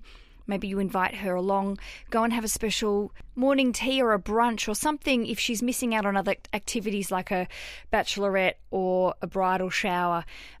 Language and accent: English; Canada; So I am from Canada and my fiancé is from New Zealand.